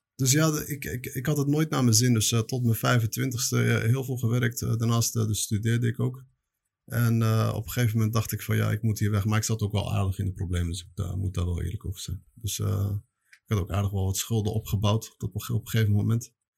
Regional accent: The Hague, South Holland, Netherlands; moved away as an adult; also born or lived in Belgium; now in Morocco; Ik ben opgegroeid in, ja, geboren in Spoorwijk in Den Haag. Maar eh, opgegroeid in eh, Transvaal eh, en dan een beetje Schilderswijk

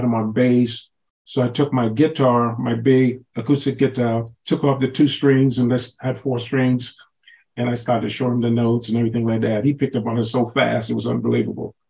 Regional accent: Nassau, New Providence, Bahamas; now in Beaumont, United States; I grew up in Nassau, Bahamas

